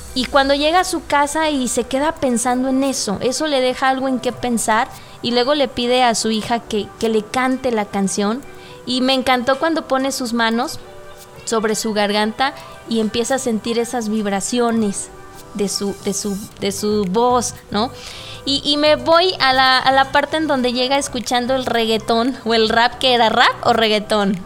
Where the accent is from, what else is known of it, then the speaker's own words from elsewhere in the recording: Mexico; como mexicanos